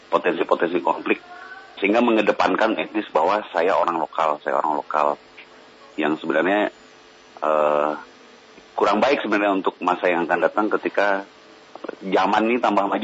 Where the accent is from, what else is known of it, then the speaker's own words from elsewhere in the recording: Central Kalimantan, Indonesia; Iya, saya Dayak Ngaju dari Kalimantan Tengah. Baik. Asli putra Kalimantan.